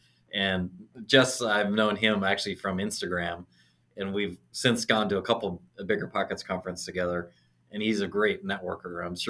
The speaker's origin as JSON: {"language": "English", "town": "Auburn", "region": "Washington", "country": "United States", "tie": "born or raised there", "said": "So I'm originally from Seattle, but I grew up in a small city. It's called Auburn. So it's about an hour south of Seattle. Grew up on a farm."}